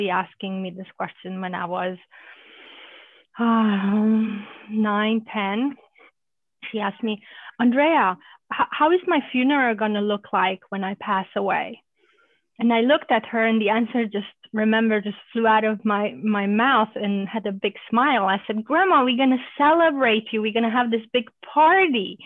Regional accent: Romania; also born or lived in Germany; now in United States; I grew up in Romania as a Hungarian during communism

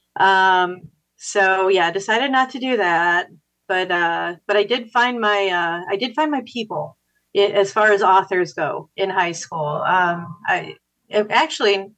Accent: Dyer, Indiana, United States; also born or lived in Bloomington, Indiana; I grew up in Dyer, and as I like to say, I moved all the way to Schererville

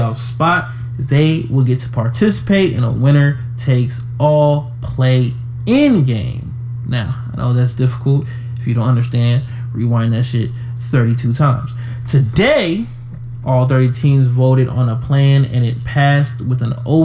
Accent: Atlanta, Georgia, United States; I'm from Atlanta. I have Atlanta tatted on me

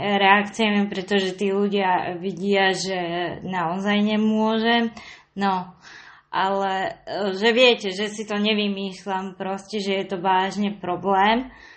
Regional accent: Trnava, Trnava Region, Slovakia; mojom rodnom meste v Trnave

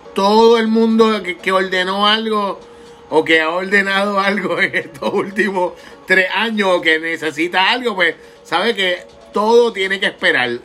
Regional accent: Puerto Rico; como puertorriqueños

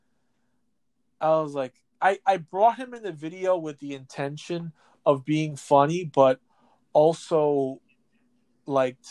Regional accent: New York City, New York, United States; the apartment I grew up in Ridgewood, Queens

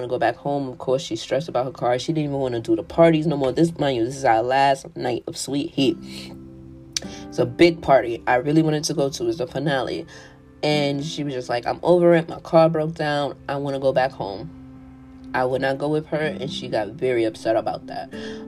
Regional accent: New York City, New York, United States; I'm from New York City

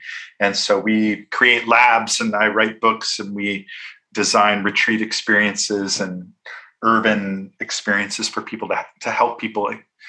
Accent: Minneapolis, Minnesota, United States; I grew up in Minneapolis. I'm from a very devout evangelical Christian background in the Midwest.

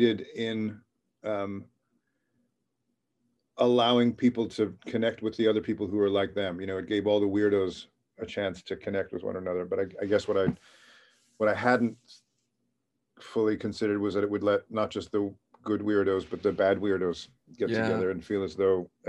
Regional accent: New York City, New York, United States; moved away as an adult; also born or lived in San Francisco; I grew up in Queens, New York, and came to San Francisco in the mid-1990s

